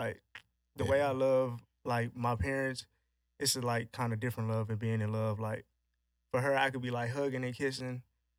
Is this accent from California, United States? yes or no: no; Houston, Texas, United States; I'm from here, Houston.